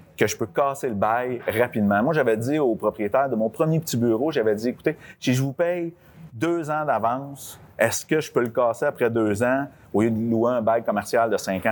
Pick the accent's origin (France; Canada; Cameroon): Canada; Lavaltrie, Quebec; Je suis né à la Valtrie.